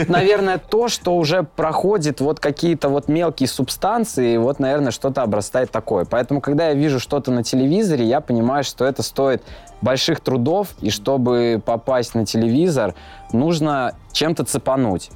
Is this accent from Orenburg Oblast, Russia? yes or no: yes; Gai, Orenburg Oblast, Russia; moved away as an adult; now in Saint Petersburg, Russia; Приехал я из Оренбургской области, из города Гая